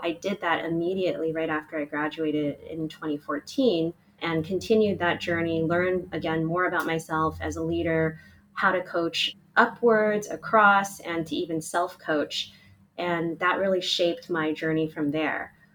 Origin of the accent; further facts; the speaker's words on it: Oakland, California, United States; I grew up in Oakland, California